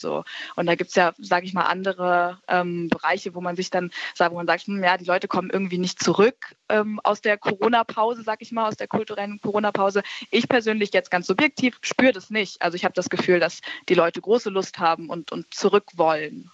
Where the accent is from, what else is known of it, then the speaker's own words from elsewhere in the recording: Berlin, Germany; ich bin ja in Berlin aufgewachsen